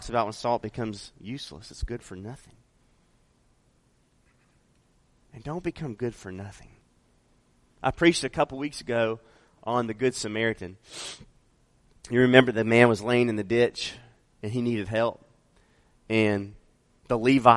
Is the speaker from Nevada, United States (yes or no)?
yes; Las Vegas, Nevada, United States; I'm from Vegas. So I lived a large portion of my life in Vegas